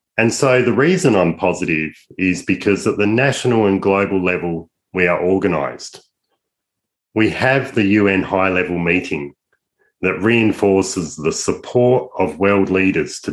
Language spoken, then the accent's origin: English; Australia; I'm an Aussie